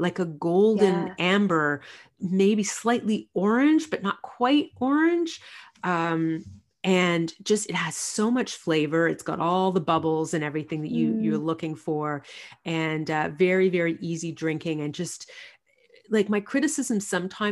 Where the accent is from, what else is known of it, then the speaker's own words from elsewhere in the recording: Quebec, Canada; growing up in Quebec